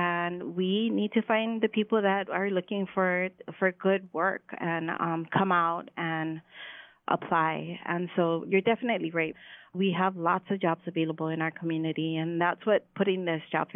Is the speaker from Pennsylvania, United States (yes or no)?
no; Hawaii, United States; I am Hawaiian.